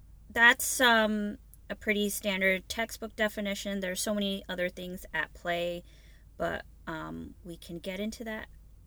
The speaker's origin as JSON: {"language": "English", "town": "New York City", "region": "New York", "country": "United States", "tie": "born or raised there", "said": "My parents emigrated from Bangladesh before I was born, so I was born and raised in Brooklyn, New York."}